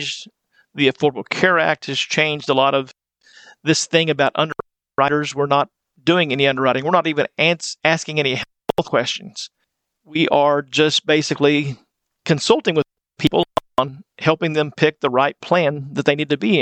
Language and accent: English; West Texas, United States; moved away as an adult; now in Wichita Falls, United States; I grew up in West Texas